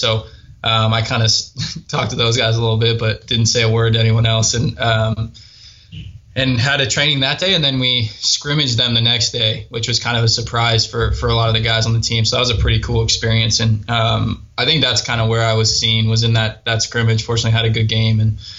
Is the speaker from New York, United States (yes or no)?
no; Seattle, Washington, United States; I grew up in Seattle